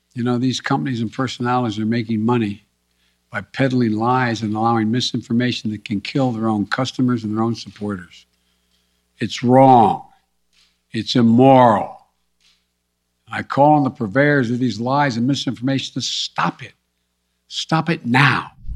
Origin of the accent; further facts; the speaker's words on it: West Virginia, United States; I'm from West Virginia